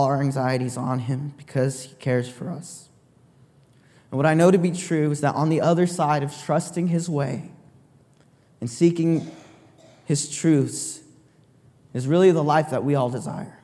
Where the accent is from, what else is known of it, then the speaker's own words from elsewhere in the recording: San Jose, California, United States; I'm from San Jose, born and raised